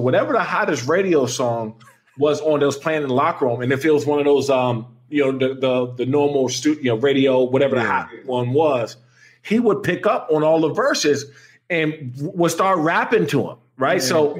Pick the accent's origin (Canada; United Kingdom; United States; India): United States; Maryland; I grew up in Prince George's County. And so I went to Frederick Douglass High School in Upper Marlboro.